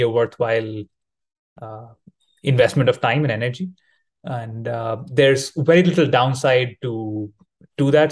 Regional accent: India; now in Thailand; I am located in Thailand, currently traveling in, in, my home country in India

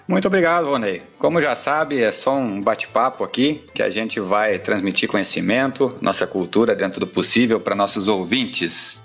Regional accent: Rio Grande do Sul, Brazil; aqui no Rio Grande do Sul, minha terra natal

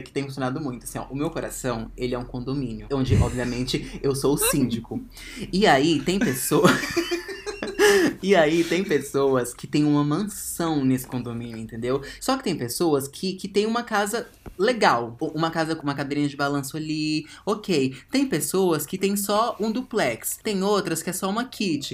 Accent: Ceilândia, Federal District, Brazil; Ceilândia, gente, eu vim de uma cidade satélite de Brasília

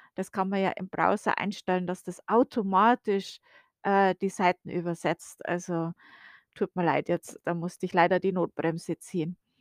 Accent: Bavaria, Germany; now in United States; ich bin ja aus Bayern, wie man ja klar und deutlich hören kann

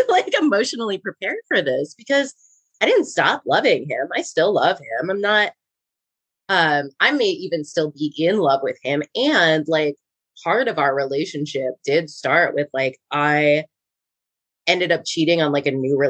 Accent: Wisconsin, United States; moved away as an adult; also born or lived in Rhode Island; now in Los Angeles, United States; We're both from Wisconsin

